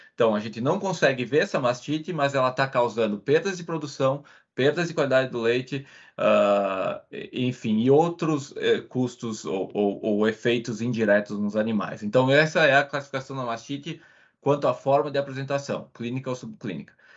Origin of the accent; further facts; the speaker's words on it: Veranópolis, Rio Grande do Sul, Brazil; moved away as an adult; eu sou natural do Rio Grande do Sul, no Brasil, uma cidade pequena chamada Veranópolis, e eu cresci numa fazenda leiteira